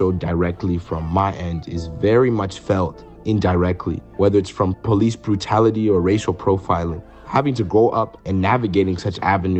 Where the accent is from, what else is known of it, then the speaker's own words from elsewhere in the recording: United States; Growing up in the States